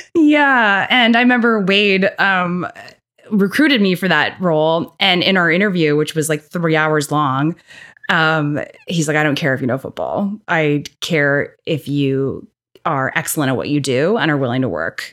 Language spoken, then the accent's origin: English; Winnipeg, Manitoba, Canada; growing up in the North End